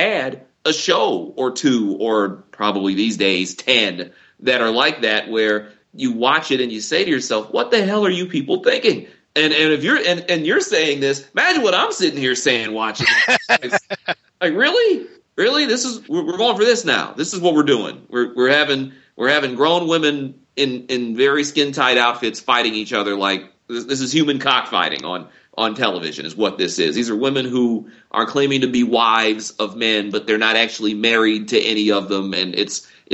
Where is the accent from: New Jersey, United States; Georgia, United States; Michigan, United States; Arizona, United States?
Michigan, United States; Detroit; I grew up in Detroit, I grew up in the northwest side of the city